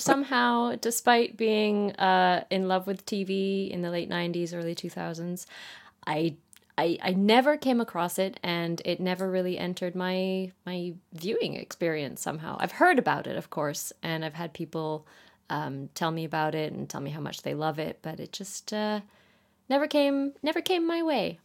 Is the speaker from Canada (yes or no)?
yes; Canada; now in United Kingdom; currently based in the U K, but I'm from Canada.